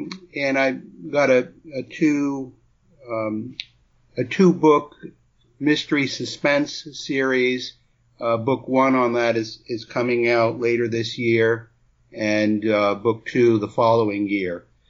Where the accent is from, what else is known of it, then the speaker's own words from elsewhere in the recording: New England, United States; moved away; also born or lived in Brooklyn / New Mexico; Well, I lived most of my life in New England, although I was born in Brooklyn, and then I spent 9 years in New Mexico prior to relocating to the Gulf Coast area of Florida